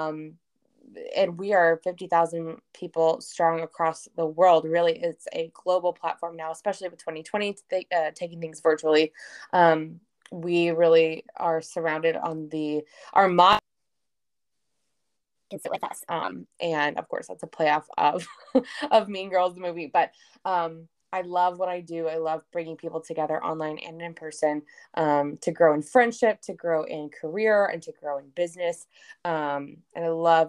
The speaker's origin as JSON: {"language": "English", "town": "Dallas", "region": "Texas", "country": "United States", "also_born_or_lived": "Arkansas", "moved": "as an adult", "said": "I am from Dallas, Texas"}